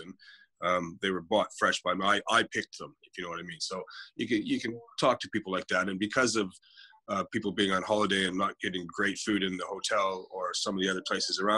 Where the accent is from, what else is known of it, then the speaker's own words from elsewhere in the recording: Canada; moved away as an adult; also born or lived in London, England; now in Canary Islands, Spain; I'm Canadian by birth. My entire family is English, so I hold a British passport